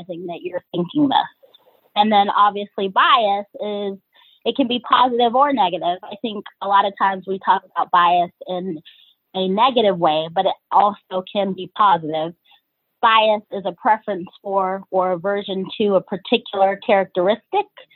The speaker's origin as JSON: {"language": "English", "region": "Georgia", "country": "United States", "also_born_or_lived": "Cleveland, Ohio", "moved": "yes", "lives_now": "Philadelphia, United States", "said": "I'm originally from Georgia"}